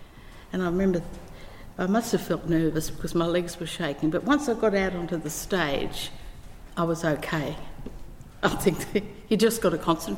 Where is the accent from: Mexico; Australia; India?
Australia; Perth, Western Australia; I was born in Perth.